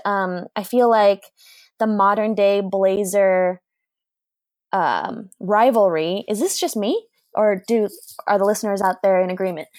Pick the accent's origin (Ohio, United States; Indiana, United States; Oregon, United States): Oregon, United States; Portland; growing up in Portland